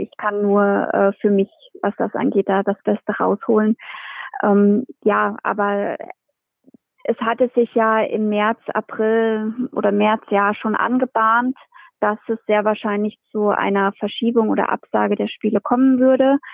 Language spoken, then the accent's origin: German; Hesse, Germany; bei uns in Hessen